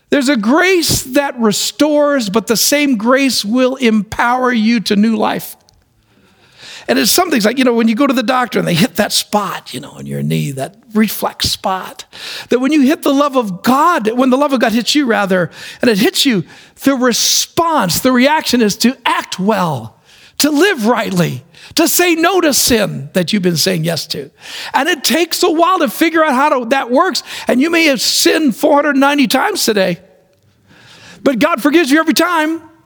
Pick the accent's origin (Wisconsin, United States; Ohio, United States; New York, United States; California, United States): New York, United States; New York City; I was born in New York City. And my mom used to take us around the city